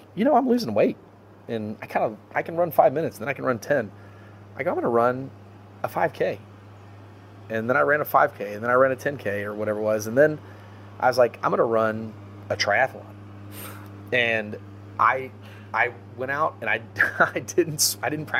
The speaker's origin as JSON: {"language": "English", "town": "Trophy Club", "region": "Texas", "country": "United States", "tie": "born or raised there", "also_born_or_lived": "Longview, Texas / California", "moved": "as an adult", "lives_now": "Houston, United States", "said": "I'm from Dallas area, Trophy Club"}